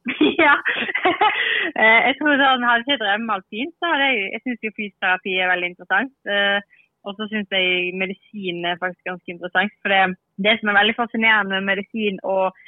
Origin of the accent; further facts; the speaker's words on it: Bergen, Vestland, Norway; moved away; jeg er fra Bergen ennå